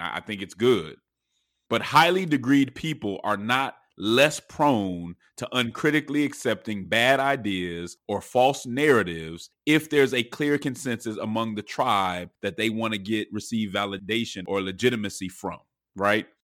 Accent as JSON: {"language": "English", "town": "Denver", "region": "Colorado", "country": "United States", "said": "I'm from Denver"}